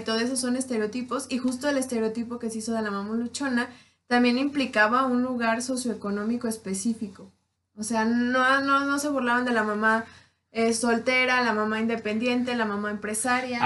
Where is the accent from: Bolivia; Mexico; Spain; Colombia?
Mexico; Tierra Caliente; yo soy de Tierra Caliente